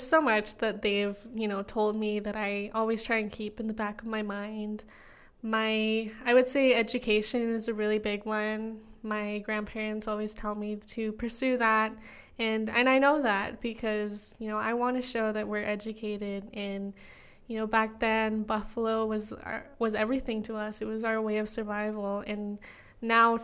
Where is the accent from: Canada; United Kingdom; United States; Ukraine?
Canada; Siksika, Alberta; that I'm Blackfoot, that I'm from Siksika